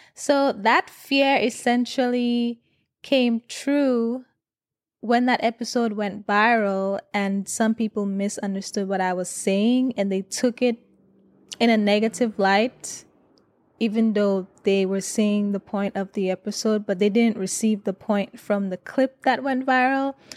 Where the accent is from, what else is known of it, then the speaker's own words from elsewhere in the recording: St. Lucia; moved away; I grew up in Saint Lucia